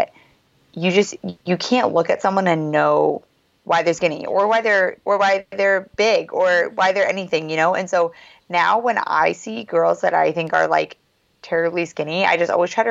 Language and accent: English; South Bend, Indiana, United States; my family's from the same city where Notre Dame is